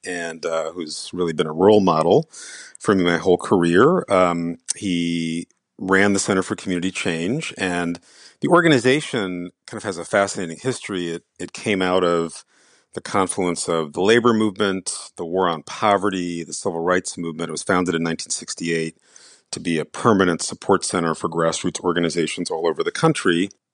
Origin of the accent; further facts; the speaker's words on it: New York City, New York, United States; also born or lived in India; I grew up in the Bronx